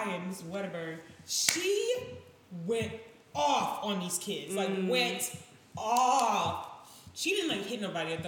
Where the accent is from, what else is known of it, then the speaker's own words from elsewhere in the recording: New York City, New York, United States; I grew up in Brooklyn